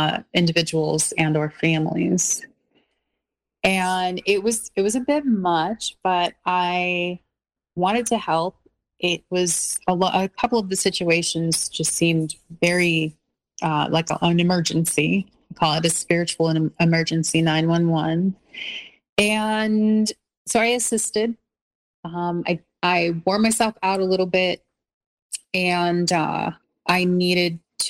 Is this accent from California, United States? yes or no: yes; Los Angeles, California, United States; also born or lived in North Hollywood; I'm from the South Bay of Los Angeles, so I'm very, you know, happy there because I was born and raised there